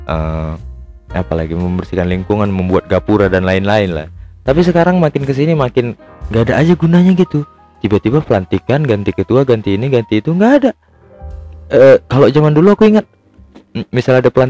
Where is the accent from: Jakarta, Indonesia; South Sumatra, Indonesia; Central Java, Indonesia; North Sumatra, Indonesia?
North Sumatra, Indonesia; Medan; padahal aku tuh lahir-lahir di Medan juga besar-besar di Medan tua di Medan juga